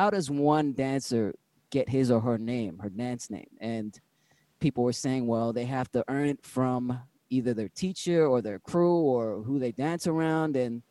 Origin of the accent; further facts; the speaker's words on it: San Francisco, California, United States; born and raised in San Francisco